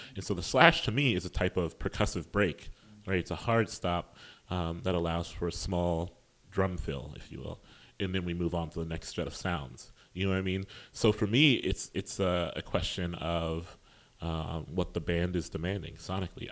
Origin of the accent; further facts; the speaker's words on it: Columbus, Ohio, United States; I'm from Columbus, Ohio, which is a really strong place for poetry.